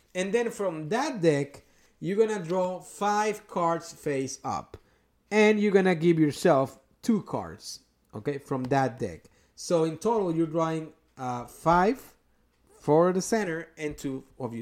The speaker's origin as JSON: {"language": "English", "country": "Mexico", "first_language": "Spanish", "second_language": "English", "moved": "yes", "lives_now": "Indianapolis, United States", "said": "from the small town that I came from in Mexico"}